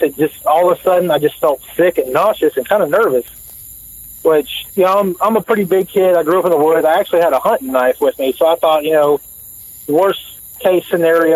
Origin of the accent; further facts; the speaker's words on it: Woodville, Texas, United States; where I grew up in Woodville, Texas